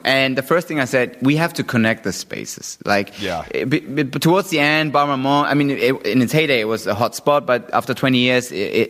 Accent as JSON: {"language": "English", "region": "London", "country": "United Kingdom", "said": "I was 25 years old. I was a kid from London"}